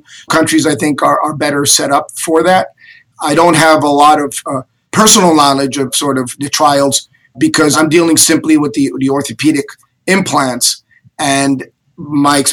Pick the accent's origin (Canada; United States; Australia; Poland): United States; New Jersey; moved away as an adult; also born or lived in Cuba / Madrid, Spain; now in Miami, United States; And I grew up in New Jersey